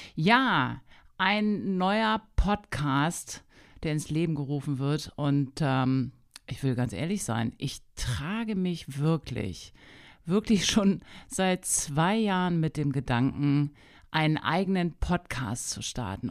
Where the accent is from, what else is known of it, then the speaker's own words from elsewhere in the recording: Hanover, Lower Saxony, Germany; also born or lived in Wolfsburg; Ich komme ursprünglich aus Hannover